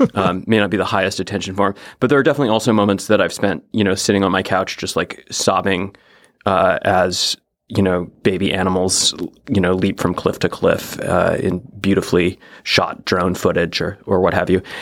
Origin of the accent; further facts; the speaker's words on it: Oregon coast, United States; I'm from the Pacific Northwest. I grew up on the Oregon coast